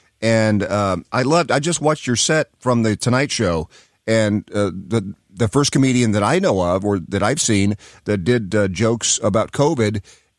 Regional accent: Knoxville, Tennessee, United States; I'm from Knoxville, Tennessee.

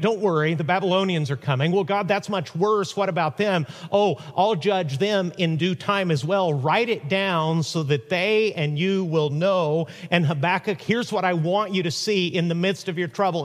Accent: Huntington Beach, California, United States; My hometown, Huntington Beach, California

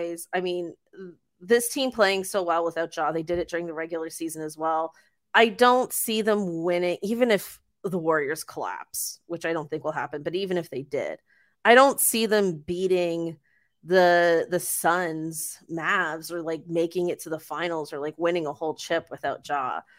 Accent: Mississauga, Ontario, Canada; He's Mississauga's own. We're both from Saga, yeah.

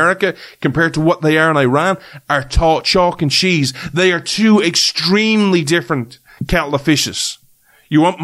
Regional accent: Ireland; as an Irishman

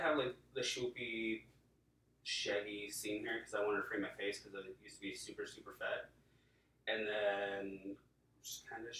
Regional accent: Las Vegas, Nevada, United States; also born or lived in Oklahoma; I've actually been in Vegas the majority of my life. I was born in Oklahoma.

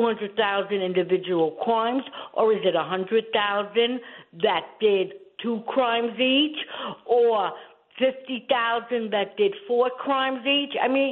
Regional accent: New York City, New York, United States; moved away; I was from the Bronx, Tremont uh-huh. and Southern Boulevard

